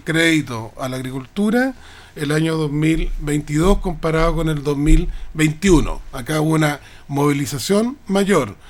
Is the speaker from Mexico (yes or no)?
no; Rancagua, O'Higgins, Chile; yo vengo de Rancagua